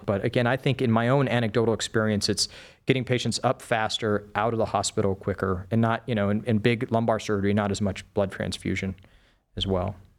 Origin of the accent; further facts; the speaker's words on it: El Paso, Texas, United States; moved away as an adult; also born or lived in Wisconsin; now in Cleveland, United States; So I grew up in the Southwest. I lived the majority of my young life in El Paso, Texas.